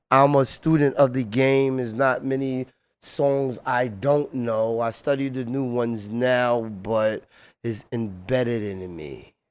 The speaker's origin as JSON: {"language": "English", "town": "Central Islip", "region": "New York", "country": "United States", "tie": "born or raised there", "said": "moved to Central Islip with my grandmother, Clara Buddha Hall, and my grandfather, Mr. Hall. And I grew up on Carlton, Carlton Park and Carlton Avenue and went to Central Islip High School"}